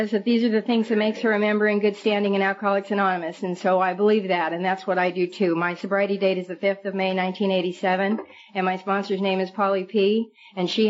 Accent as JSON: {"language": "English", "town": "Billings", "region": "Montana", "country": "United States", "also_born_or_lived": "Red Lodge, Montana", "moved": "yes", "lives_now": "California, United States", "said": "I'm from Montana, and I was a sleazy little drunk from Billings, Montana, and Red Lodge, Montana."}